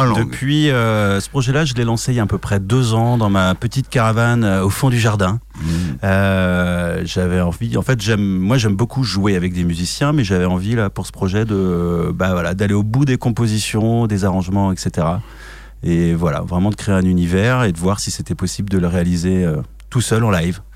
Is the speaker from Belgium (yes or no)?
no; France; je suis un Français hein, qui n'a pas un accent exceptionnel euh, en anglais.